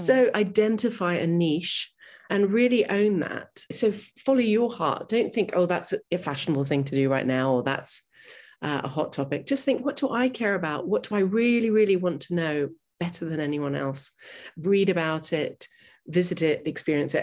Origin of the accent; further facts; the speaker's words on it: New York City, New York, United States; I grew up in New York City